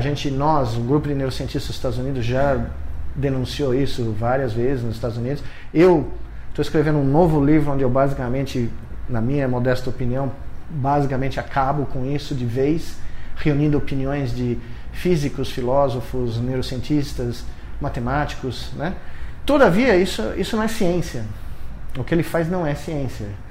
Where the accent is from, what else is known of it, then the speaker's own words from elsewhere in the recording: São Paulo, Brazil; existe alguém que nasceu aqui em São Paulo, né? muito perto daqui. Eu eh, nasci na Bela Vista, estudei a um quilômetro daqui, né? cresci em Moema